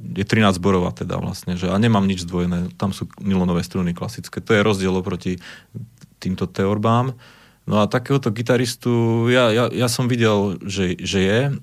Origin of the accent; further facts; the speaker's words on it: Zvolen, Banská Bystrica Region, Slovakia; u nás je zvolené moje rodné mesto